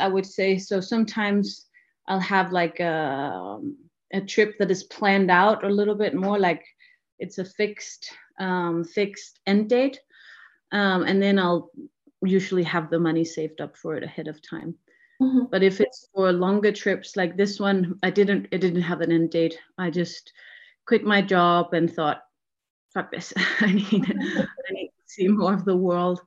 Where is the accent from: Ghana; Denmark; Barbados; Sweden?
Denmark; I'm from Denmark